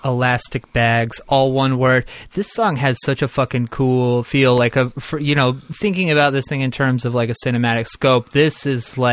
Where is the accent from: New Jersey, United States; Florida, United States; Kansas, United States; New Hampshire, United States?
New Jersey, United States; growing up in New Jersey and growing up with like parents who were into cool music